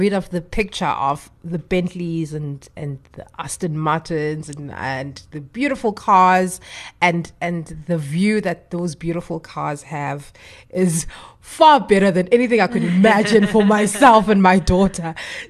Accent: South Africa; as a South African

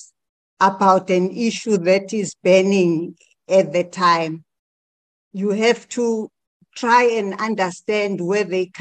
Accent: Soweto, Gauteng, South Africa; I was born in Soweto at Orlando West, where I grew up.

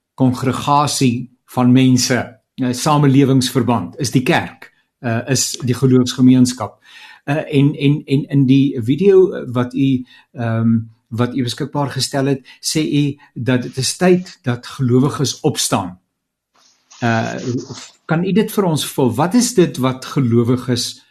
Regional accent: South Africa; ons as Suid-Afrikaners

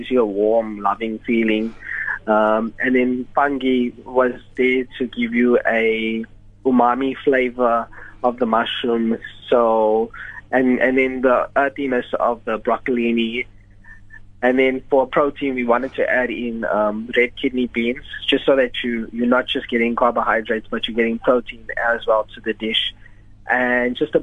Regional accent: Durban, KwaZulu-Natal, South Africa; I'm from Durban, so my love for spices is always there

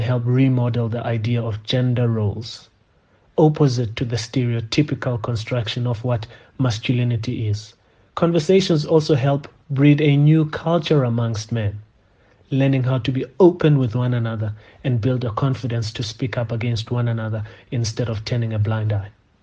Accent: South Africa; As South African men

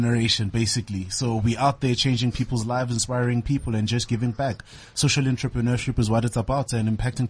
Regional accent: Tembisa, Gauteng, South Africa; I'm from Tembisa in the township. I'm a young entrepreneur.

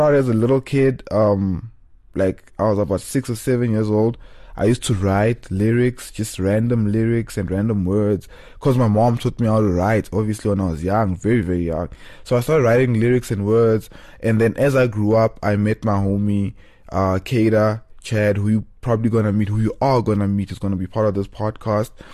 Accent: South Africa; also born or lived in Cape Town; we are in South African culture

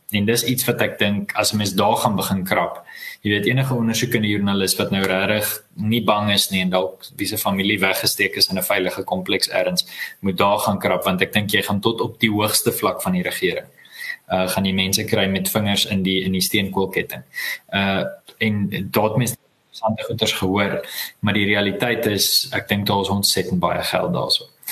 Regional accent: South Africa; ek is ook 'n Suid-Afrikaner

